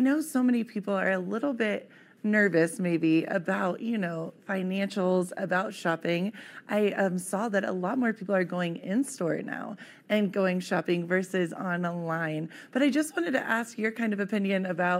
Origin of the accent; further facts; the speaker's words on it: Ohio, United States; moved away; I was just recently back home in my hometown in Ohio